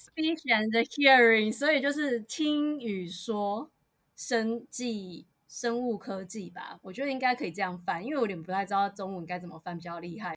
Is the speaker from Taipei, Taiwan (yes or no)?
no; Tainan, Taiwan; moved away as an adult; now in United States; 我是台南人